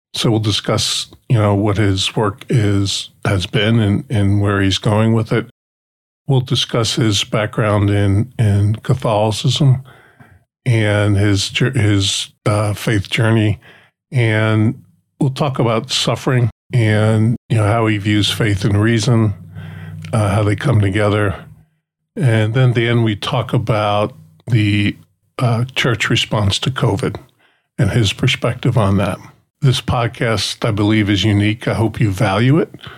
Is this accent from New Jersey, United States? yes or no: yes; Newark, New Jersey, United States; I grew up outside New York City, just outside Newark